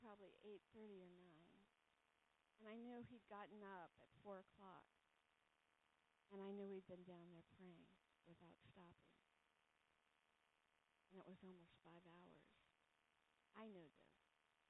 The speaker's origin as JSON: {"language": "English", "region": "California", "country": "United States", "moved": "yes", "lives_now": "New England, United States", "said": "I'm from California"}